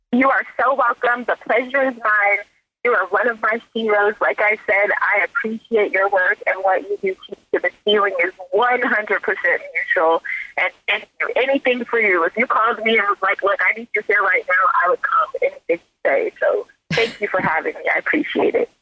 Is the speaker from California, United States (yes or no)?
yes; Silicon Valley, California, United States; also born or lived in Mississippi; I grew up in California in the Silicon Valley